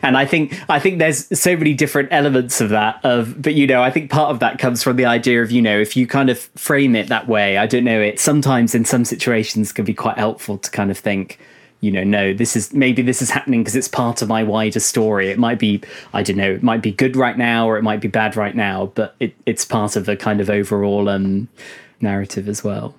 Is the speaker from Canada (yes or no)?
no; United Kingdom; I'm probably being a bit of a stereotype by being British